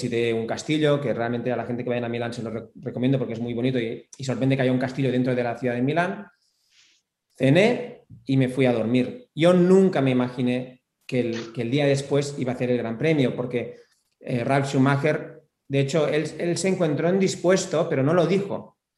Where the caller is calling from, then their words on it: Buenos Aires, Argentina; Hola, ¿cómo están a todos los podcast? … soy de Buenos Aires.